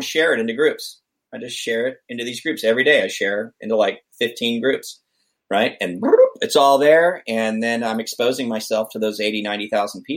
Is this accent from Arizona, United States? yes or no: no; Vacaville, California, United States; Vacaville, my hometown